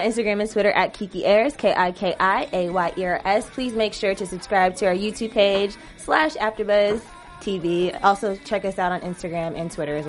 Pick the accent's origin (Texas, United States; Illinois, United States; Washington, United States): Washington, United States; Seattle; I'm from Seattle.